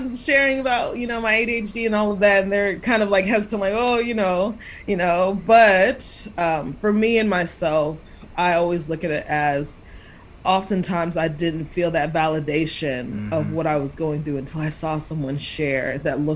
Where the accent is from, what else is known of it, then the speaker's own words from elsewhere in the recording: Dallas, Texas, United States; also born or lived in Kansas / Houston; I was born in Kansas, but raised in Texas for the most part